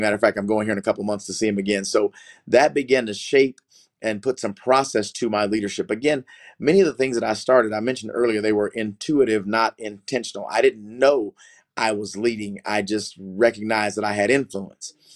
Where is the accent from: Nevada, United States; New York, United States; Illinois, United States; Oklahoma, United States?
Oklahoma, United States; Oklahoma City; I, am from Oklahoma City. I grew up in the greater Oklahoma City metro area, really in the country